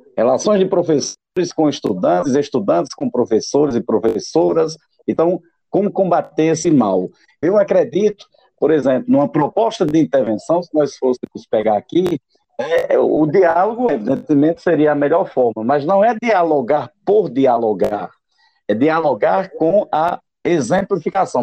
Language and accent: Portuguese; Itaporanga, Paraíba, Brazil; a minha cidade natal, lá em Itaporanga